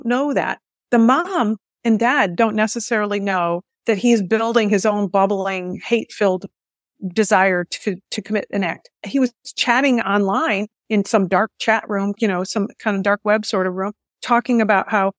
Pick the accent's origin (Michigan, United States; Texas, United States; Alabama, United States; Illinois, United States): Michigan, United States; Michigan, my home state